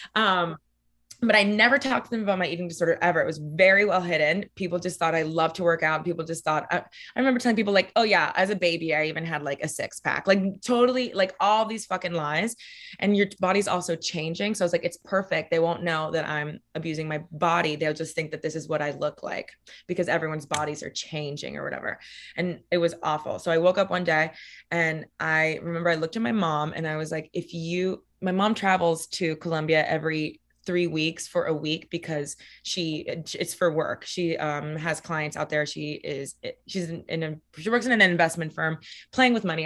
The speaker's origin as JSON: {"language": "English", "town": "Miami", "region": "Florida", "country": "United States", "tie": "born or raised there", "moved": "as an adult", "lives_now": "New York, United States", "said": "So I grew up in Miami, Florida, specifically Coral Gables, or how we call it in Miami, Coral Gable"}